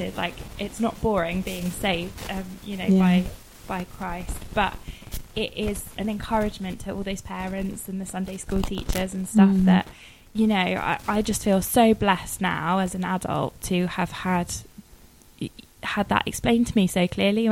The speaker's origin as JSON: {"language": "English", "town": "Worcester", "region": "West Midlands", "country": "United Kingdom", "tie": "born or raised there", "moved": "yes", "lives_now": "Kingston, United Kingdom", "said": "I was brought up in Worcester"}